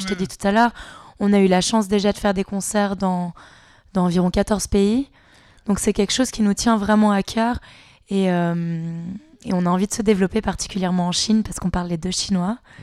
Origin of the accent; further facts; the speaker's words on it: Switzerland; on est suisse